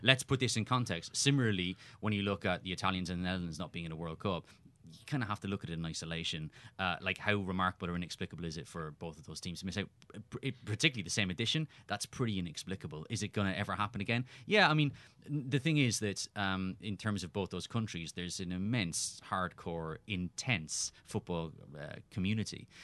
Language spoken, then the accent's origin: English; Cork, Munster, Ireland; moved away; also born or lived in Winnipeg; I was a kid growing up in Cork in Ireland